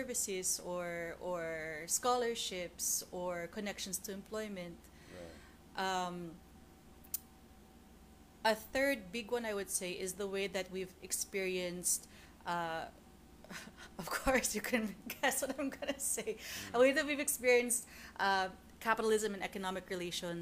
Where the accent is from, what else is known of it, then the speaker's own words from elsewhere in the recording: Philippines; as a Filipino